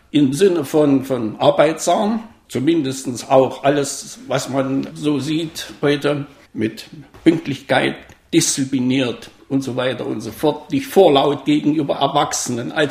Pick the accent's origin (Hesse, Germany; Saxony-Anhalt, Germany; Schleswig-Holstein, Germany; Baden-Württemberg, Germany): Saxony-Anhalt, Germany; Bischofrode; Wir sprechen über das Dörflein Bischofrode, zählt zum Kreis Eisleben oder damals zum Kreis Eisleben, jetzt Mansfelder Land.